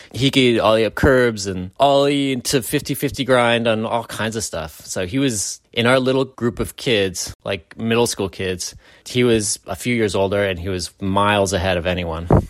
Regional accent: San Francisco, California, United States; growing up in San Francisco

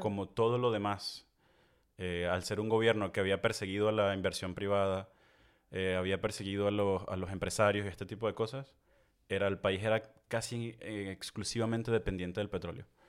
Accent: Venezuela; moved away as an adult; now in France; nosotros crecimos en Venezuela

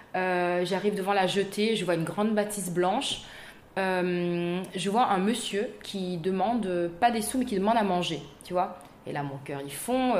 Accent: Saint-Benoît, East of Réunion, Réunion; moved away as an adult; also born or lived in Saint-André, Réunion / Paris, France / Los Angeles, United States; je suis née à Saint-Benoît, donc dans l'est de l'île.

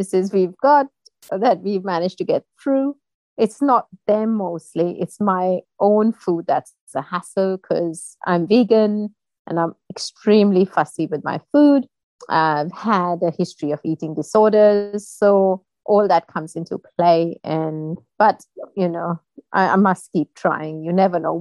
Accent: India; moved away as an adult; now in United Kingdom; I was born and brought up in India, and I moved to the UK about 17 years back when I married my husband

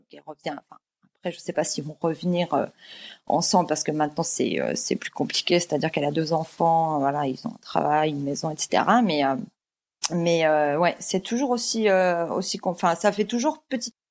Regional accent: Rennes, Brittany, France; on a vécu à Rennes en plus. Voilà, on a grandi à Rennes. Euh, Rennes en plus c'est une petite ville

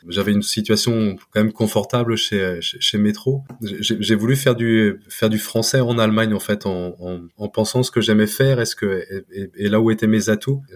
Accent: Trébordin, Côtes d'Armor, Brittany, France; moved away as an adult; also born or lived in Rennes / Munich / Vienna / Kalmar; now in Düsseldorf, Germany; j'ai grandi dans les, dans les Côtes d'Armor, euh, à, à Trébordin, au, bord de la mer.

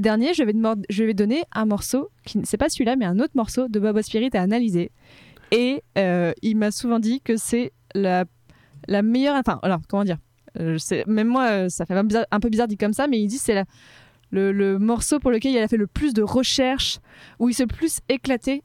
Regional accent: Casablanca, Casablanca-Settat, Morocco; moved away as an adult; now in Paris, France; j'ai grandi à Casablanca au Maroc mhm. de mes trois mois à mes 18 ans

